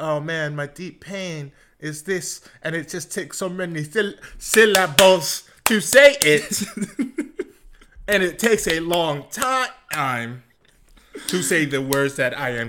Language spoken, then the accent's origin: English; the South, United States; born or raised there